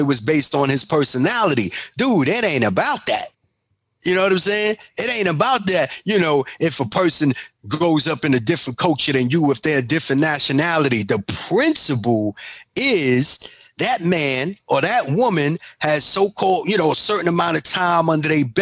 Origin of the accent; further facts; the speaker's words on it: New York City, New York, United States; I'm from Bronx and I'm from Harlem